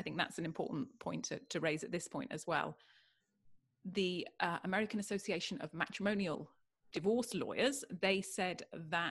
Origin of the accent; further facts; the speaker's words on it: United Kingdom; now in California, United States; I'm British